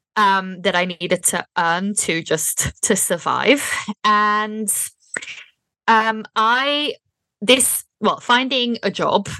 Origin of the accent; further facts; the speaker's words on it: Belgium; moved away as an adult; also born or lived in Berlin, Germany; now in United Kingdom; I'm from Belgium, and so I, when I was still living in Belgium